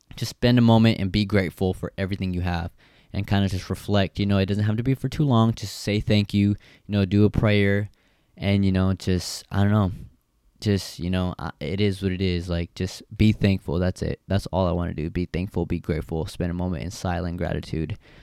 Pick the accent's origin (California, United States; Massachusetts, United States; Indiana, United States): California, United States; Stockton; the area I grew up, uh, grew up in, you know, it's the fucking ghetto. I'm from Stockton